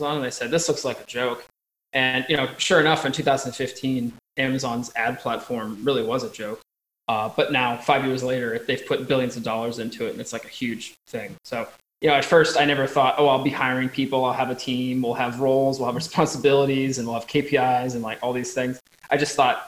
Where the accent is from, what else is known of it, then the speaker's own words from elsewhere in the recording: Eastern United States, United States; moved away as an adult; now in Montpellier, France; I'm from Eastern United States and live currently in Southern France, where I'm talking to you from here in sunny Montpellier